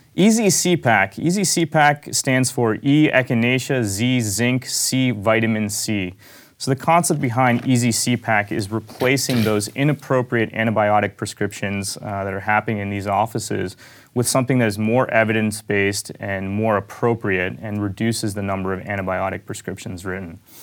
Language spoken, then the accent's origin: English; Pittsburgh, Pennsylvania, United States; I grew up in Pittsburgh.